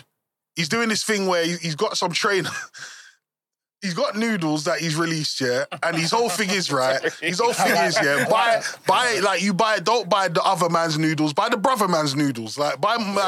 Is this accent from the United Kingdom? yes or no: yes; England, United Kingdom